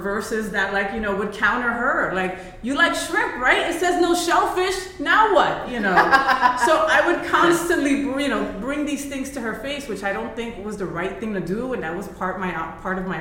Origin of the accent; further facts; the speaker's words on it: New Jersey, United States; I was born in Jersey, which is the armpit of the United States, right? And, you know, my parents are Colombian Puerto Rican